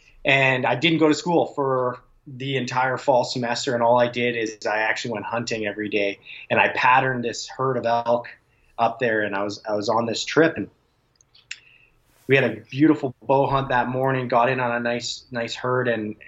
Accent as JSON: {"language": "English", "town": "Calgary", "region": "Alberta", "country": "Canada", "tie": "born or raised there", "said": "And I grew up in Calgary, so I go back out there every summer, and I pretty much farm all summer long"}